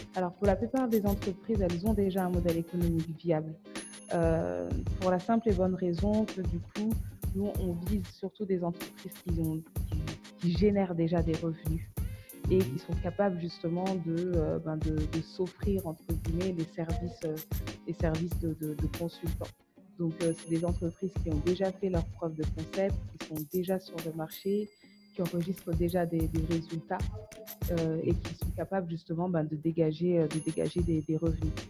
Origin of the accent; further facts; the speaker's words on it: France; moved away as an adult; also born or lived in Kayes, Mali; now in Mali; on est français d'origine malienne, on est franco-malien